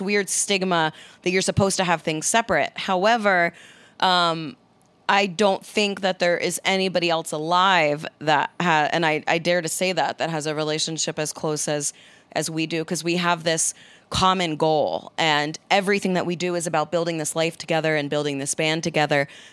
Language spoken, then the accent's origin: English; New Jersey, United States; Italian from New Jersey